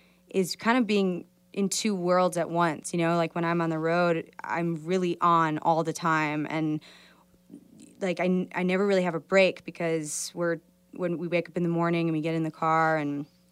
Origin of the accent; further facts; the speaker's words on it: Midwest, United States; This is a song that I wrote about the Midwest, about my hometown, my family.